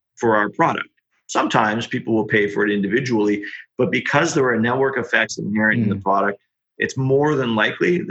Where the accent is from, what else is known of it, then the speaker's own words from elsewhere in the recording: Australia; accent: Aussie; the Aussie accent